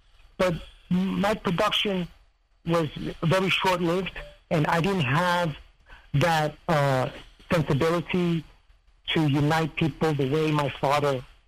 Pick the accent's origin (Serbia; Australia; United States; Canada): Serbia; they seem to forget that I come from Serbia. I was always in Serbia.